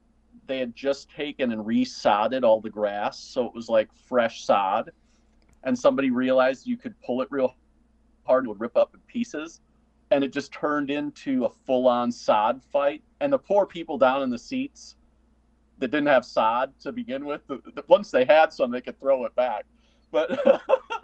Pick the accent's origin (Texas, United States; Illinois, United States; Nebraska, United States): Illinois, United States; Northern; I grew up in Northern Illinois